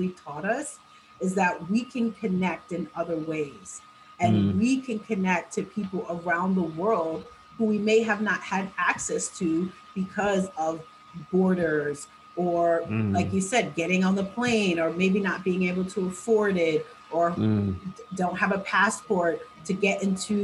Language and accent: English; New York City, New York, United States; So we started here in my hometown in New York City in Times Square. And then because I'm such a New Yorker